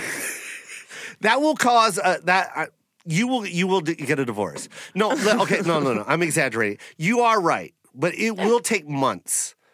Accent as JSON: {"language": "English", "region": "Washington", "country": "United States", "said": "I'm from Washington"}